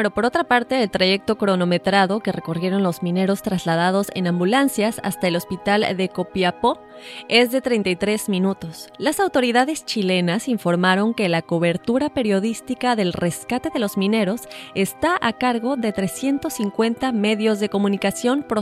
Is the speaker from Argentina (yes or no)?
yes; Argentina